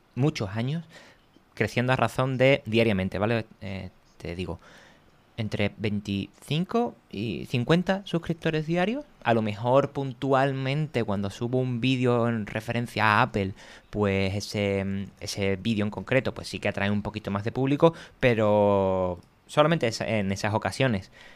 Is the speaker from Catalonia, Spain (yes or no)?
no; Cádiz, Andalusia, Spain; now in Madrid, Spain; Yo soy de Cádiz, vivo en Madrid y bajo algunas veces a Cádiz